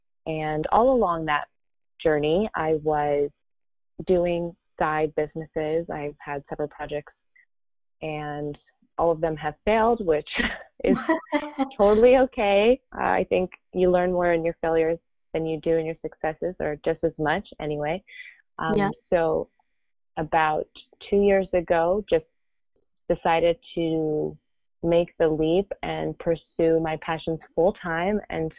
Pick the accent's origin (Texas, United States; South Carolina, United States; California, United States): California, United States; now in Miami, United States; So I came from California to Miami about 9 years ago. This is where I live and work from mainly.